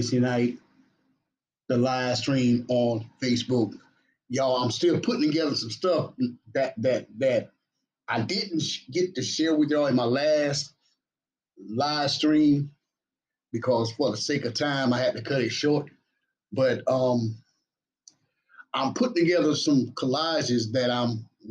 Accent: Batesburg-Leesville, South Carolina, United States; all of my family and friends right here in my hometown, Batesburg, Leesville

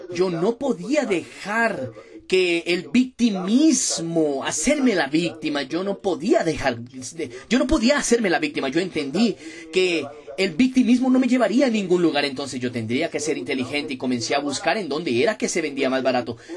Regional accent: Ladainha, Minas Gerais, Brazil; Yo soy de Minas Gerais, soy del interior de Minas Gerais, hoy tengo 27 años de edad, nacido y creado en Ladainha, ciudad de Minas Gerais

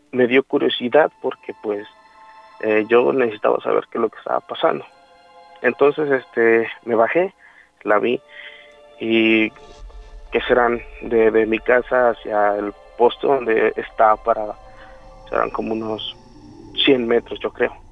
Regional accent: Morelos, Mexico; Yo soy de Morelos.

